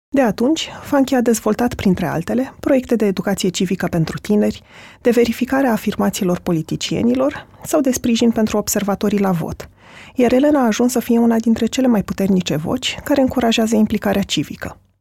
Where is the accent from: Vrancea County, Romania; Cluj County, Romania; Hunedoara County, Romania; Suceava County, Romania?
Vrancea County, Romania; Adjud; moved away; eu sunt din Adjut